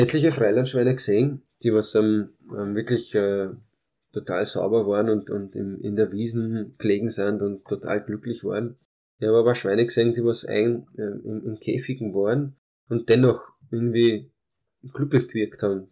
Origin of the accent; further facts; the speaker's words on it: Austria; first language Hungarian; German is a second language; also born or lived in Târgu Mureș, Romania; meinen ersten Geburtstag habe ich dann in Österreich gefeiert, war dann ein halbes Jahr, Jahr in, in Rumänien, in meinem Kindergarten, aber aufgewachsen bin ich da in Österreich und habe die österreichische Staatsbürgerschaft